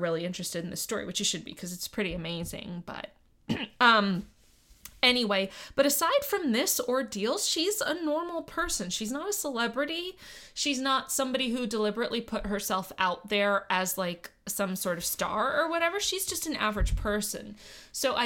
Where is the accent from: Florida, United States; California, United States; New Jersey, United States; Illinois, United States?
Florida, United States; Miami; I grew up in Miami